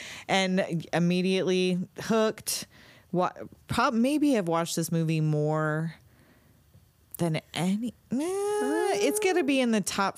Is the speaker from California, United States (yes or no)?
yes; Southern California, United States; Oh, by the way, we're in California. I don't know if that makes a difference, but for as far as our perspective, we grew up in California, Southern California